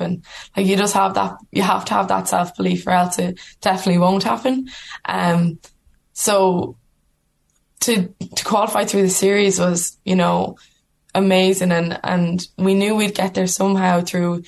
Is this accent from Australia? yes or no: no; Ireland; we're Irish women playing rugby for Ireland